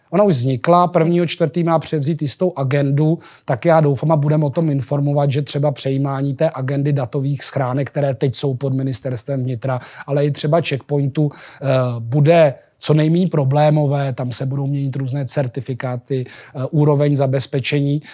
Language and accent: Czech; Janov nad Nisou, Liberec Region, Czechia; moved away; Já jsem z Jablonce, no, z Janova nad Nisou